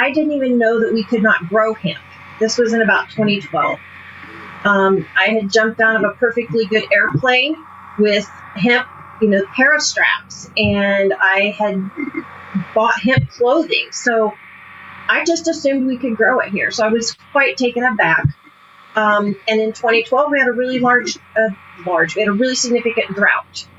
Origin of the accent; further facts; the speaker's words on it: Hamilton County, Indiana, United States; moved away as an adult; also born or lived in Coronado, California; I was born and raised in around Hamilton County, Indiana, north of Indianapolis, all rural.